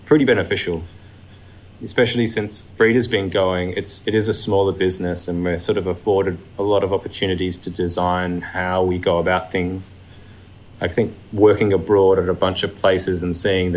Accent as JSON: {"language": "English", "town": "Perth", "region": "Western Australia", "country": "Australia", "tie": "born or raised there", "moved": "as an adult", "said": "I grew up in Perth, and so getting out of Perth was a bit of a thing."}